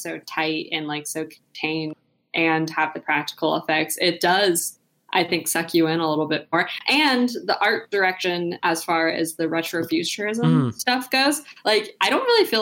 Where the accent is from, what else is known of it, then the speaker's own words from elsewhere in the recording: Charlotte, North Carolina, United States; I'm from Charlotte, which is where the NASCAR Hall of Fame is